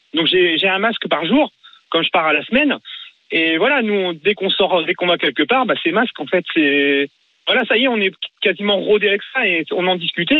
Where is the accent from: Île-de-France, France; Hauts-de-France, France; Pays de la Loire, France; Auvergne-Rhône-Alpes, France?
Pays de la Loire, France; Mayenne; je suis de la Mayenne